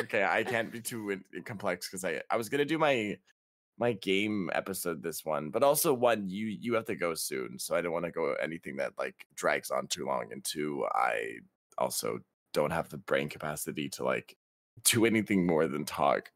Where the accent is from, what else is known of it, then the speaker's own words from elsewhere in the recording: Canada; also born or lived in British Columbia; We're Canadian